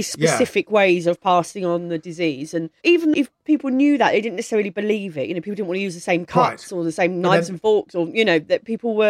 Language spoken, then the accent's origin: English; Maidstone, South East England, United Kingdom; I grew up in Maidstone in Kent.